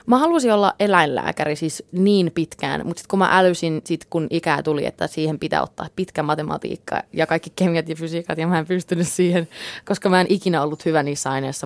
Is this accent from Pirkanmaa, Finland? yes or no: no; Jakobstad, Ostrobothnia, Finland; first language English; Finnish is a second language; moved away as an adult; also born or lived in Texas, United States / United Kingdom; now in Los Angeles, United States; me muutettiin takaisin Suomeen, kun mä olin kuusi. Että tota, niin toisaalta oli se silloinkin hyvin erilainen, erilainen paikka. Että Pietarsaari oli semmoinen silloin omasta mielestäni hyvin tylsä paikkakunta, mutta – erittäin turvallinen kasvuympäristö